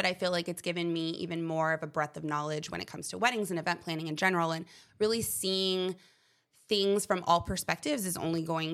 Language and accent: English; Huntington Beach, California, United States; I am from Southern California, born and raised, Huntington Beach.